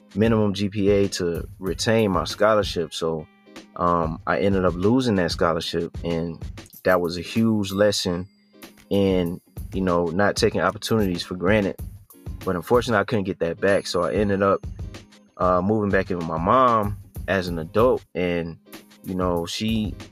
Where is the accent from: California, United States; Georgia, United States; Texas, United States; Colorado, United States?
Georgia, United States; Statesboro; also born or lived in Atlanta, Georgia; I was born in Atlanta, Georgia. But I grew up in a town called Statesboro, Georgia, which is like southeast near Savannah area in Georgia